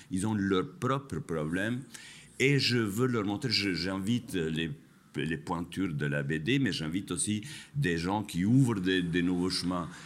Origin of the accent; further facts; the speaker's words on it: Kosovo; also born or lived in France; now in Spain; je suis kosovar d'origine, je suis euh, français d'adoption, je suis espagnol de résidence